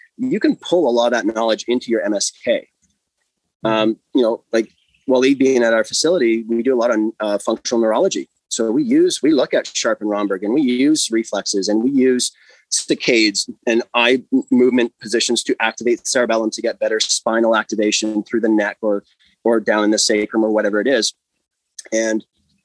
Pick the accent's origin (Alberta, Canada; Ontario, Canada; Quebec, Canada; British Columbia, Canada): Ontario, Canada; Alliston; also born or lived in United States; So, I grew up in Alliston, and then undergrad went to the US for a soccer scholarship. Came back.